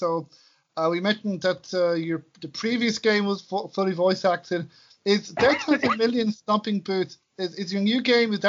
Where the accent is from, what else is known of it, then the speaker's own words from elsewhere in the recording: Ireland; as an Irishman